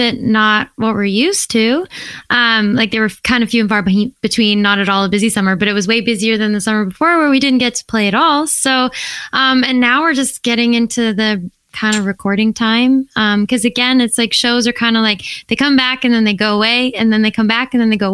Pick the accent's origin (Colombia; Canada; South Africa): Canada; Airdrie, Alberta; born or raised there